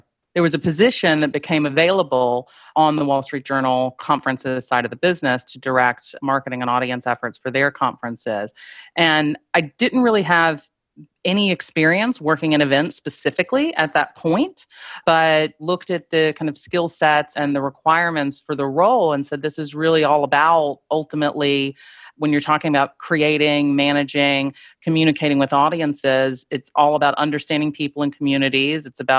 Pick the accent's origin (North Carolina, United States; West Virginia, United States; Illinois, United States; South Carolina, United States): South Carolina, United States; Greenville; now in New York, United States; I was born and raised in Greenville, South Carolina. I've been in New York quite a long time now. I still claim my Southern roots.